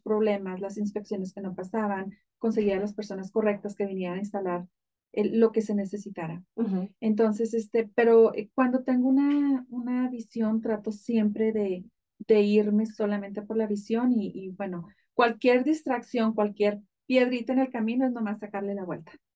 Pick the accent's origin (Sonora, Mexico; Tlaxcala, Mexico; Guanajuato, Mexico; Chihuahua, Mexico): Chihuahua, Mexico; Ejido Constitución; now in United States; yo soy del estado de Chihuahua, de un pueblito muy, muy pequeño, de hecho no, no es pueblo, es un ejido, se llama eh, Ejido Constitución